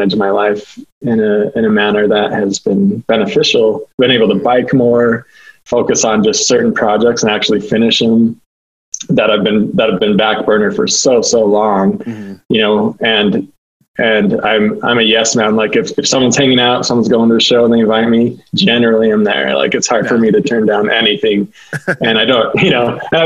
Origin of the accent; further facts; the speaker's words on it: Taylorsville, Utah, United States; Born and raised in Taylorsville, Utah